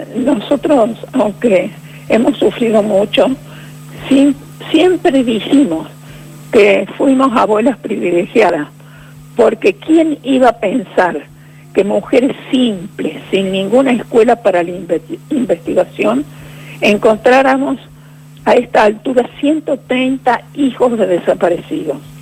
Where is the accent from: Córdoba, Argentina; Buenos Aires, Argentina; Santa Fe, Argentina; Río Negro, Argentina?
Córdoba, Argentina; Villa Dolores; also born or lived in Rosario; Hice mi primario y secundario en un, pueblo